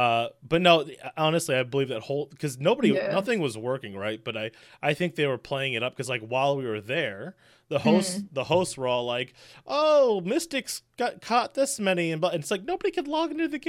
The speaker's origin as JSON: {"language": "English", "region": "Michigan", "country": "United States", "said": "And I'm from Michigan in the States."}